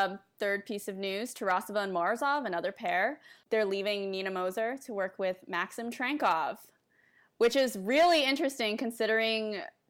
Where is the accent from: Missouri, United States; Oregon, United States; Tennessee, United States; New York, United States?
New York, United States; now in Chicago, United States; I'm a 23-year-old Chicago implant. I'm originally from New York.